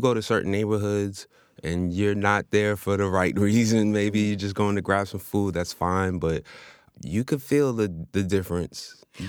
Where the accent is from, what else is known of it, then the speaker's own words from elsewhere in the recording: New York City, New York, United States; born and raised in Queens.